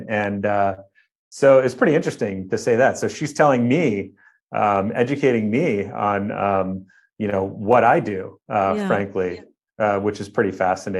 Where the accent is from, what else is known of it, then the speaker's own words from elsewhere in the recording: Midwest, United States; growing up in the Midwest, obviously the colder months I was inside, exploring and creating.